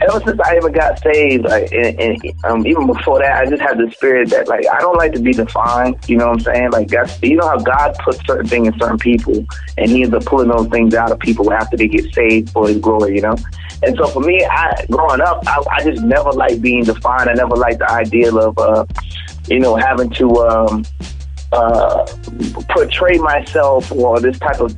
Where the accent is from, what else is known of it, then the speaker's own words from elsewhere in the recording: Charleston, South Carolina, United States; I'm from Charleston, South Carolina.